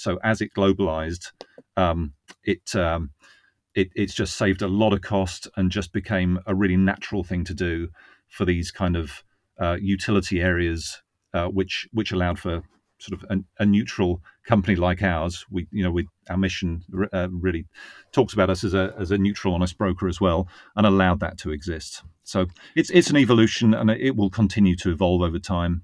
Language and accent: English; Northwood, East of England, United Kingdom; moved away as an adult; also born or lived in Reading; now in Virginia, United States; That was in Northwood. um, which is in Hertfordshire.